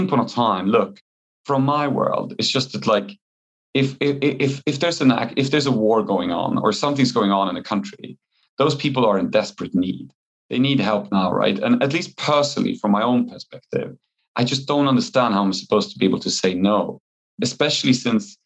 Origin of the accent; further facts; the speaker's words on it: Poland; moved away; since it's my home country